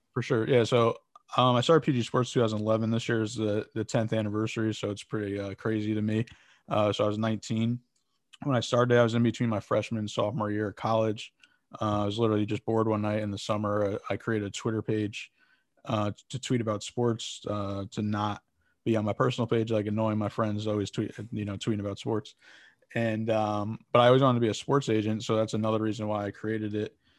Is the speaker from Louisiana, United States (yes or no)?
no; West Haven, Connecticut, United States; I'm from, uh, West Haven, Connecticut.